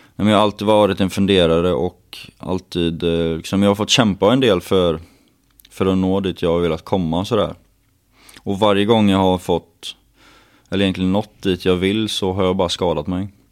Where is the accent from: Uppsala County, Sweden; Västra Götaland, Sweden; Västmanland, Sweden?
Västra Götaland, Sweden; southern Dalsland; moved away; jag kommer från eh, jantets mecka i södra Dalsland där man inte får vara bra på någonting